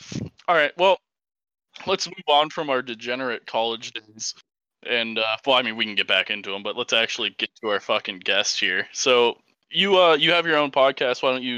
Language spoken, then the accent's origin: English; Illinois, United States; moved away; Well, I'm also originally from Illinois.